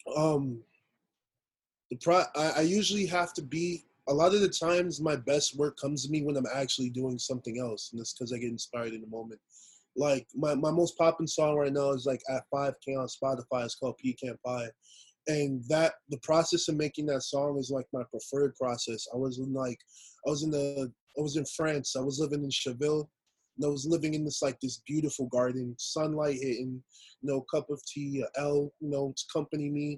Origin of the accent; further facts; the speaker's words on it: New York City, New York, United States; also born or lived in Queens, New York; I'm from Queens, Queens, New York. Um, originally I was born in Brooklyn, moved to Queens when I hit like my teens, and just been my stomping ground ever since